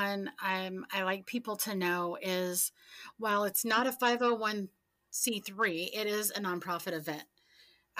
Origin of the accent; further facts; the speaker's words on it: Central Illinois, United States; I am from Central Illinois, been here all my life.